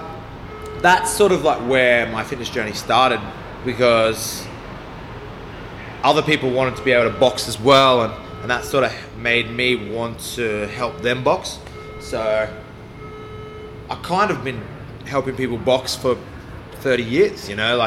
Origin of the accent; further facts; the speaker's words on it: Brisbane, Queensland, Australia; also born or lived in Bendigo, Victoria; So, I was born in Bendigo, Victoria. And then from there, family moved to Brisbane. And that was due to work commitments. And then, I've grown up in Brisbane.